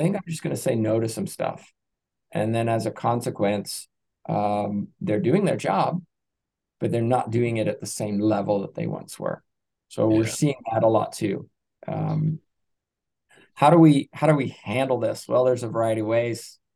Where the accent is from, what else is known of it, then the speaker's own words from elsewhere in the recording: England, United Kingdom; moved away as an adult; I'm originally from England, which you you probably don't know from my accent, but I came over here in 2004, so I came through a British sports system.